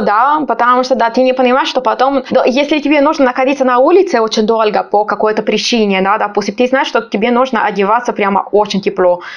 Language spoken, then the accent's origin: Russian; Sardinia, Italy; Russian is a second language; moved away as an adult; also born or lived in Pisa; now in Moscow, Russia; я с юга, я из Сардинии. Вот мой город находится там прямо у моря